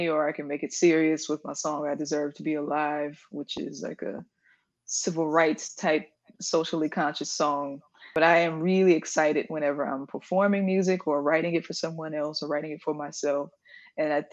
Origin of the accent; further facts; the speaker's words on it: Mississippi, United States; I'm from Mississippi